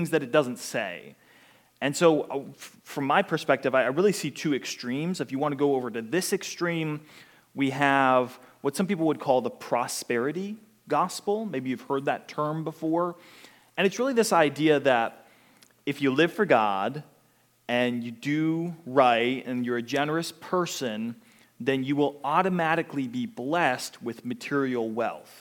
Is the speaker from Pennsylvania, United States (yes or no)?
yes; Pittsburgh, Pennsylvania, United States; now in Pensacola, United States; I grew up in Pittsburgh, Pennsylvania